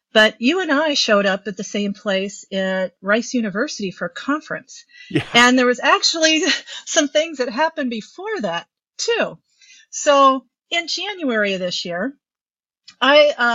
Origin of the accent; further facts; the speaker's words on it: Midwest, United States; also born or lived in Minnesota; I'm a psychotherapist in Minnesota. I'm just a Midwesterner